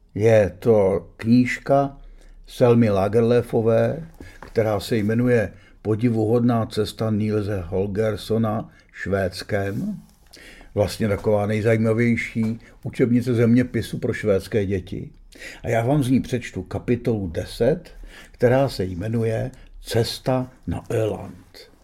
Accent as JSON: {"language": "Czech", "country": "Czechia", "said": "jsem z Čech"}